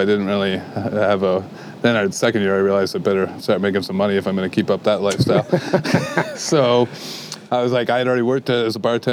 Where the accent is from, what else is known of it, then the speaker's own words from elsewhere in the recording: Kingston, Ontario, Canada; moved away as an adult; now in Waterloo, Canada; I had a couple under-the-table jobs when I grew up in Kingston